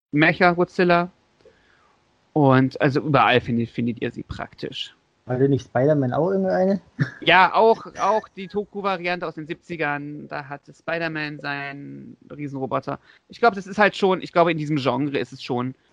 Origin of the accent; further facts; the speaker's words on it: Leipzig, Saxony, Germany; born there; also ich als ich als gebürtiger Leipziger